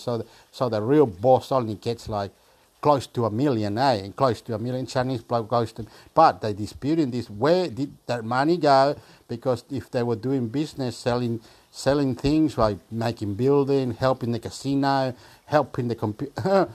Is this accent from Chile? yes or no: yes; Chile; now in Australia; I am Chilean from Australia.